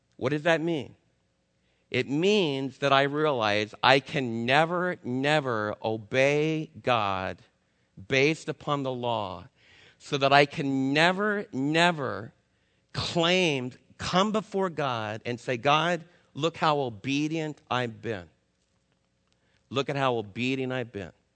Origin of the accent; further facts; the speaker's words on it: New York, United States; I'm a New Yorker